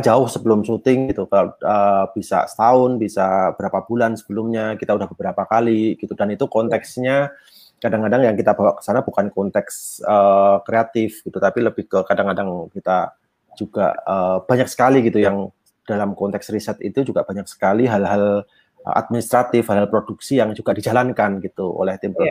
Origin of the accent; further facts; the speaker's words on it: Yogyakarta, Special Region of Yogyakarta, Indonesia; saya juga Jawa di Jogja